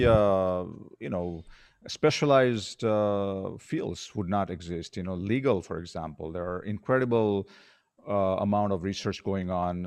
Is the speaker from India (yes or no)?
yes; India; also born or lived in Colorado, United States / Arizona, United States; now in Philippines; I grew up in India